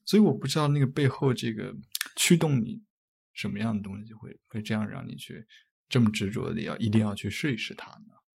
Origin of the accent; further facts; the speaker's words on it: Anhui, China; now in Hong Kong; 我们的家乡都是在安徽嗯。安徽其实是一个产挺多茶的地方